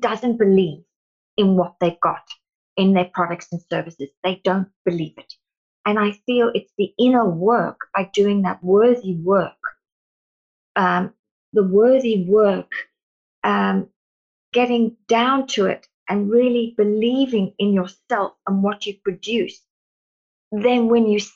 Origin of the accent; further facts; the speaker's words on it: South Africa; now in Australia; growing up in South Africa with my twin sister